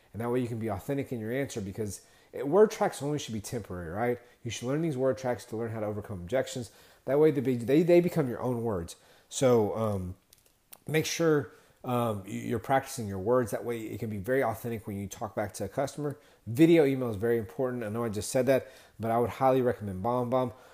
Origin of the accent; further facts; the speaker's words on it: Texas, United States; I'm from Texas